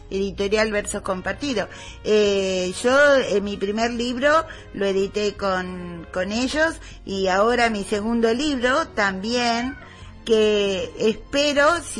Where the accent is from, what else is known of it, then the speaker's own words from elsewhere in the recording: Argentina; Luis Brasil dice que yo ya soy más este, uruguaya que argentina